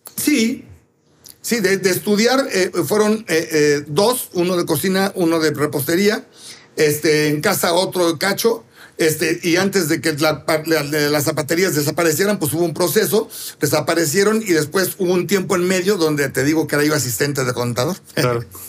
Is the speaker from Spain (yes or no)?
no; Mexico City, Mexico; yo nací ahí y nunca le he dicho Polanquito. Ya tengo 63 años